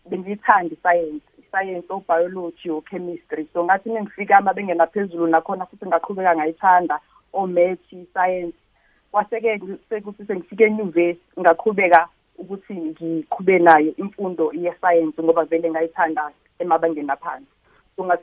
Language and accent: Zulu; KwaNdengezi, KwaZulu-Natal, South Africa; moved away as an adult; now in Johannesburg, South Africa; ngiphuma khona la e-KZN elokishini elincane nje bakuthi ukwandengezi